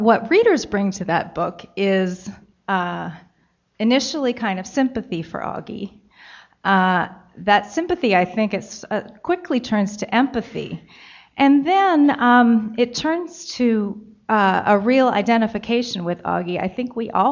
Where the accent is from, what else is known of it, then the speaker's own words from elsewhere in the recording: Baltimore, Maryland, United States; I grew up in Maryland, in the Baltimore area